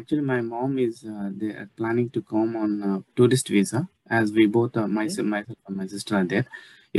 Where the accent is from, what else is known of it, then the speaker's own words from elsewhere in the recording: Andhra Pradesh, India; now in Sydney, Australia; I'm calling from Australia, Sydney. I'm an Australian citizen currently. Basically, I'm from India, Andhra Pradesh.